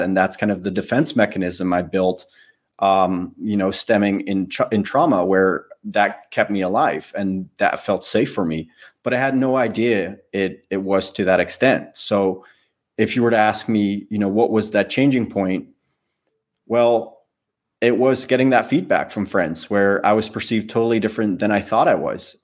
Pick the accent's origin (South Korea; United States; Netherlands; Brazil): Netherlands; moved away as an adult; I lived in the Netherlands